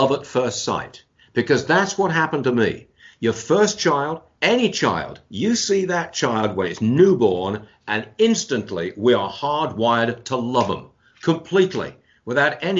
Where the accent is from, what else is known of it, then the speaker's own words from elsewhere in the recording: England, United Kingdom; moved away as an adult; now in United States; born and raised in England, came to America in the early 1970s as a married man